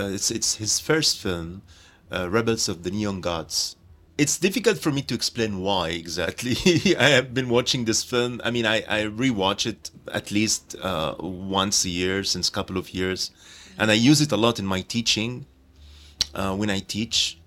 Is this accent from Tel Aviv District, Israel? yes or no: yes; Jaffa, Tel Aviv District, Israel; Jaffa, my hometown